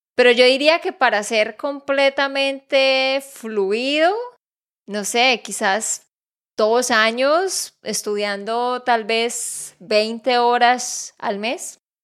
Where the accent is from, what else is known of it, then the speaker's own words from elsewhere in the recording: Santander, Colombia; de Santander, Colombia